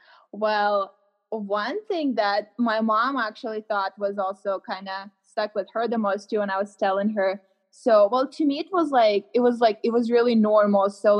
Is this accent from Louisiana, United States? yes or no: yes; Louisiana, United States; now in Colorado, United States; So I live in Colorado now. In Colorado. I'm like originally from Louisiana